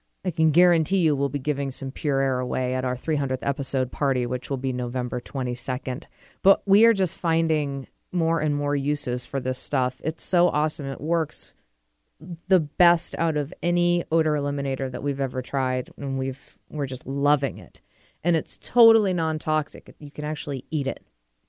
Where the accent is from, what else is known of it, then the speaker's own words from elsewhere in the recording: Boston, Massachusetts, United States; moved away; I'm from the Boston area